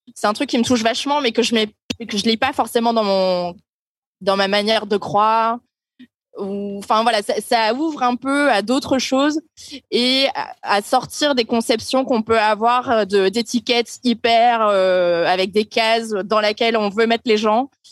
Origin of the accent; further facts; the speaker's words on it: Hauts-de-France, France; je viens du nord de la France, d'un village qui s'appelle Dourlaire à 130 km de Lille